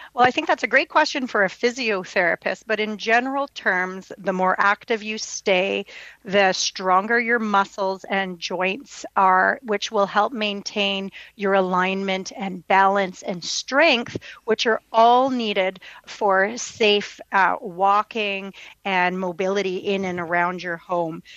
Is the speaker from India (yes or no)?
no; Winnipeg, Manitoba, Canada; born and raised in Winnipeg, where I have a private practice